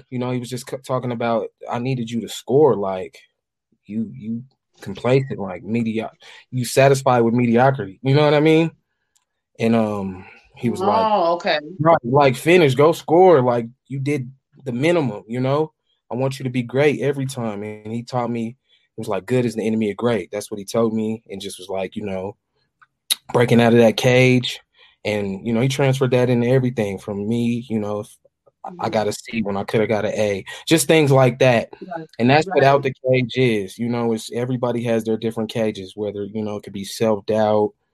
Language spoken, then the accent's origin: English; Denver, Colorado, United States; I grew up in Montbello. That's a town in Denver, Colorado. That's where I'm from, Montbello.